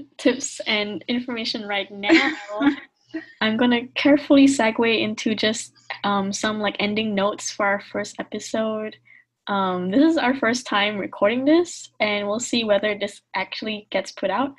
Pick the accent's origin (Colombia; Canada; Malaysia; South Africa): Malaysia; moved away as an adult; now in United States; I'm Malaysian Chinese, so my ancestors came from China, and they migrated to Malaysia, and I've been born there, I was raised there, and then I came here to study in the States